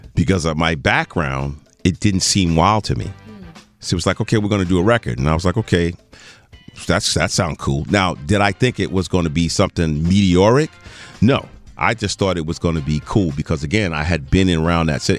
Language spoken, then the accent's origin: English; Teaneck, New Jersey, United States; also born or lived in New York; I was born in New York. Uh uh, uh, uh, medical center in New York, and I grew up in the Teaneck, Hackensack, Englewood area.